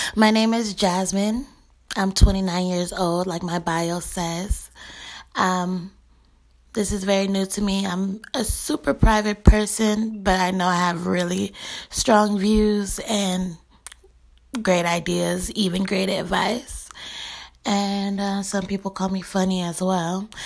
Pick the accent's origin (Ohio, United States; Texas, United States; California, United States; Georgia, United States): California, United States; Bay Area; I'm from the Bay Area